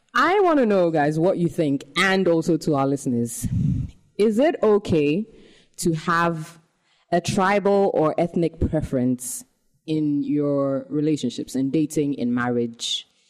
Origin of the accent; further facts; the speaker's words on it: Ghana; for us young Ghanaians